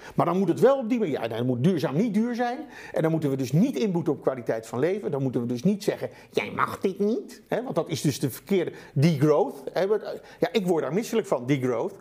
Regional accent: Netherlands; Wij als Nederlanders, het land van de nou, wonderen

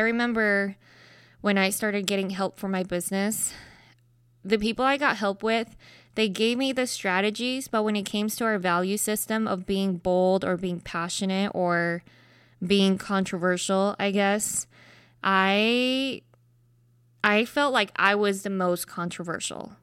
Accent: Salt Lake City, Utah, United States; I grew up in Utah, predominantly white space

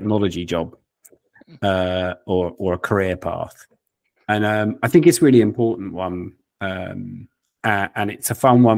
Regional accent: United Kingdom; Us Brits

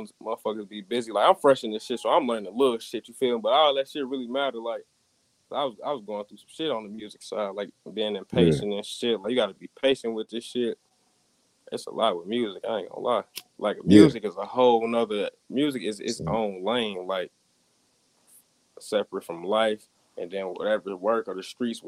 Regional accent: Saginaw, Michigan, United States; moved away as an adult; now in Cincinnati, United States; I'm from Saginaw

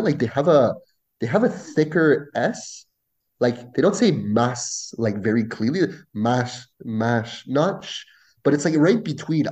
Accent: small town just outside of Ottawa, Ontario, Canada; first language French; English is a second language; also born or lived in Quebec; i was raised in a small town just outside of ottawa

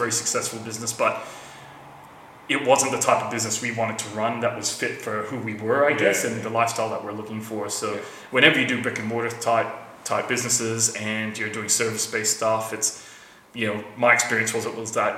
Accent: Rockingham, Western Australia, Australia; also born or lived in Quezon City, Philippines; I grew up in Rockingham, I knew all about the business

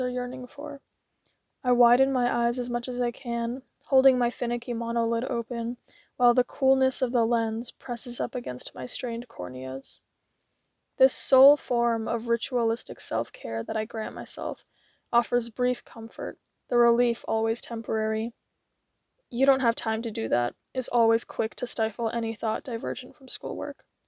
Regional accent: United States; I'm an Asian-American woman

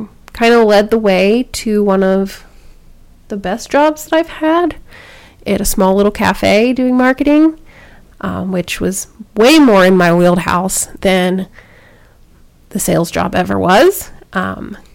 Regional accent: Baltimore, Maryland, United States; I grew up in Baltimore

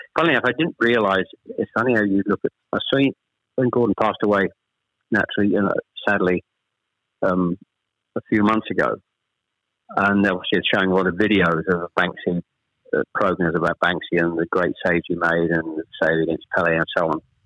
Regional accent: Chelmsford, East of England, United Kingdom; also born or lived in Ashton-under-Lyne / Manchester; We actually moved south to Chelmsford when I was probably I was the eldest of three when I was probably about seven or eight

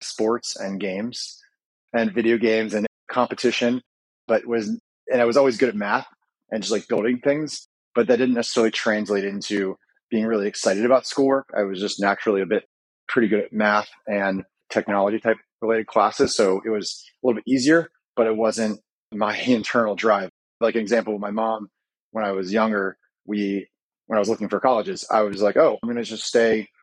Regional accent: north of Baltimore, Maryland, United States; I grew up in Maryland, a little bit north of Baltimore

